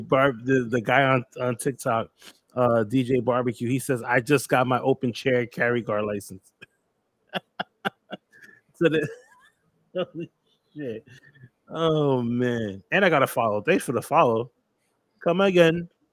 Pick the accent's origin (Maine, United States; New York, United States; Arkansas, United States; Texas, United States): New York, United States; New York City; I'm from New York too